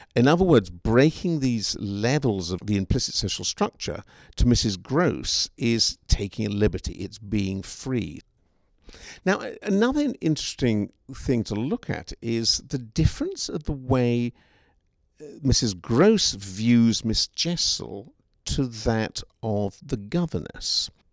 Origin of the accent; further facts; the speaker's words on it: England, United Kingdom; now in Seattle, United States; as an Englishman myself